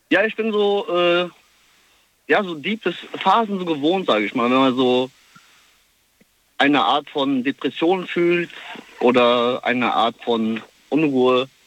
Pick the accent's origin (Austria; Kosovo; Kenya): Kosovo; ich komme selber aus dem Kosovo und mhm. äh, das heißt, ich pendel sehr oft und ja, ich kenne das Gefühl, also ich bin drüben ein Ausländer und hier ein Ausländer.